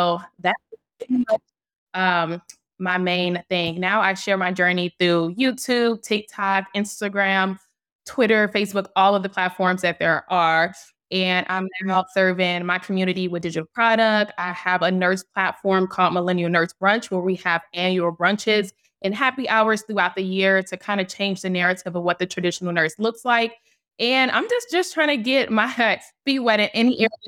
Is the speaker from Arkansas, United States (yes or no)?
no; Chicago, Illinois, United States; moved away as an adult; also born or lived in Kentucky; I started off back in Chicago, my hometown